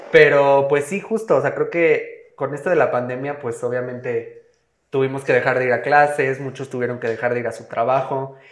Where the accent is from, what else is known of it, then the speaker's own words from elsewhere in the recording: Mexico; estamos en México